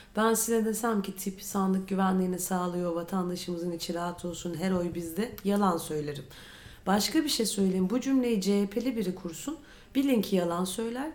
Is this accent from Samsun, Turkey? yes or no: no; Istanbul, Turkey; Ben doğma büyüme İstanbulluyum.